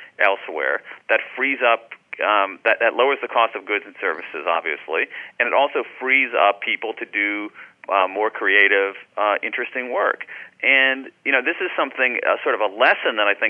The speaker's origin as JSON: {"language": "English", "region": "Ohio", "country": "United States", "tie": "born or raised there", "said": "I grew up in Ohio"}